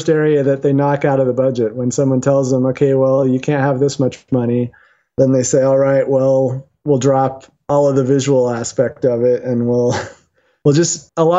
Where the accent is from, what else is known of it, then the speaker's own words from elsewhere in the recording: Utah, United States; moved away as an adult; also born or lived in Seattle, Washington / Los Angeles, California; I'm originally from Utah. Well, born in Seattle, but grew up in Utah. So I came back here